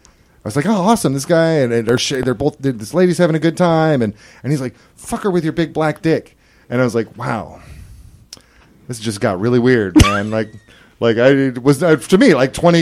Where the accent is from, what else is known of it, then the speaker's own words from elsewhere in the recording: Portland, United States; moved away; also born or lived in Inglewood, Florida; I am a suburban kid. I was not exposed to a lot of people who weren't white growing up in Portland